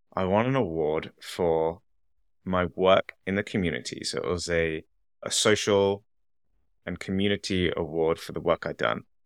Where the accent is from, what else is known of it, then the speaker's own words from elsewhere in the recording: England, United Kingdom; moved away as an adult; also born or lived in Canada; I'm from England